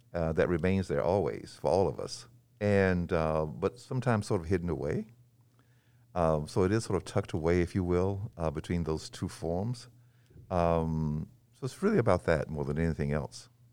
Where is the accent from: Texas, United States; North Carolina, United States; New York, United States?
North Carolina, United States; also born or lived in Nashville, Tennessee; now in Belmont, United States; I was born in Nashville and moved to the mountains of North Carolina, um, shortly after